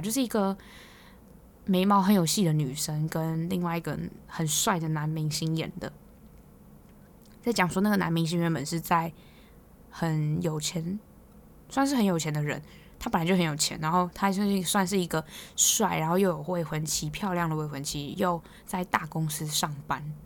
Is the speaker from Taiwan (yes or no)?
yes; Hualien, Hualien County, Taiwan; now in Taipei, Taiwan; 我是花莲人嘛，然后花莲人就是真的看烟火看到烂掉